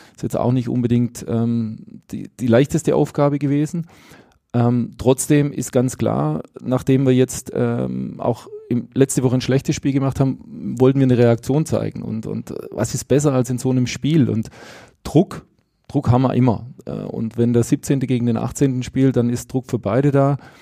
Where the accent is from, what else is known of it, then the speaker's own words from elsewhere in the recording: Stuttgart, Baden-Württemberg, Germany; moved away as an adult; also born or lived in Bochum; now in Salzburg, Austria; wenn ich an meine Heimat denke, äh, in Stuttgart oder jetzt, wo wir jetzt mit der Familie leben, in, in Salzburg